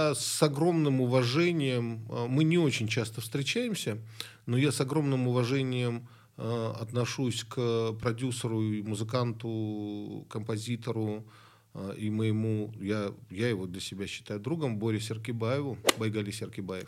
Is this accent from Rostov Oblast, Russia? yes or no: yes; Rostov-on-Don, Rostov Oblast, Russia; moved away; Я из Ростова-на-Дону